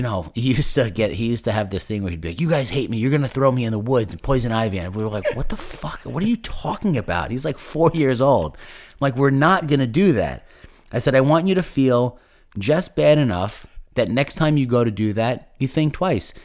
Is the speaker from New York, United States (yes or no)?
yes; Commack, New York, United States; I grew up in Comac, Long Island